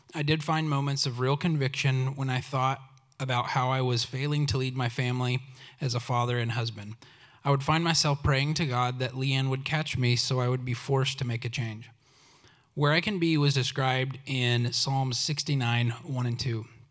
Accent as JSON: {"language": "English", "region": "Oklahoma", "country": "United States", "tie": "born or raised there", "said": "I grew up in Oklahoma"}